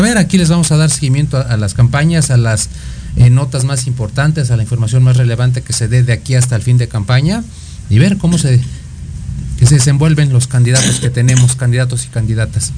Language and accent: Spanish; Mexico; nosotros como mexicanos